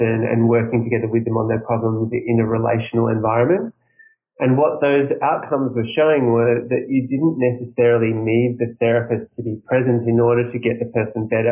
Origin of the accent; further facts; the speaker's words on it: Australia; I'm from Australia